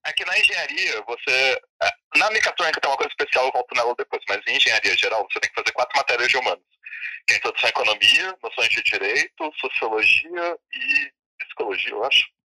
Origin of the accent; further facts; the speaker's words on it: Brasília, Federal District, Brazil; moved away as an adult; now in São Paulo, Brazil; eu moro em São Paulo, né? eu sou de Brasília.